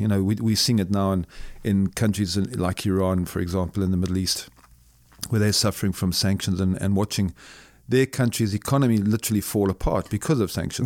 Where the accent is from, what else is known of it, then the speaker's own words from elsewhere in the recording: Zimbabwe; born and raised in a Southern African country called Zimbabwe